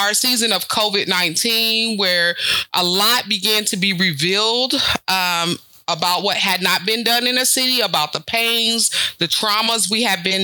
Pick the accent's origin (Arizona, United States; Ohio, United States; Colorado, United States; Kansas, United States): Kansas, United States; Topeka; I grew up here in Topeka, Kansas. My family moved here approximately, I was like fourth grade